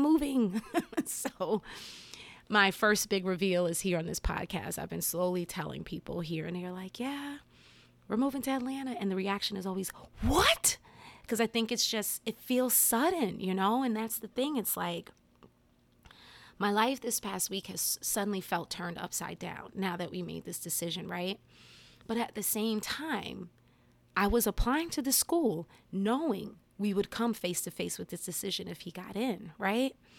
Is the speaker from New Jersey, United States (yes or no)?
yes; Englewood, New Jersey, United States; moved away as an adult; now in Maryland, United States; I grew up in New Jersey, I moved to Maryland when I was 22, you know, going on 23. So I had my first, you know, 22 years of my life in Jersey.